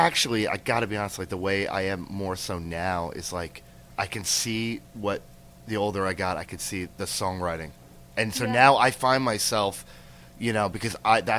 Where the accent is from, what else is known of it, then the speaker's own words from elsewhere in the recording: New York, United States; I'm from here in New York.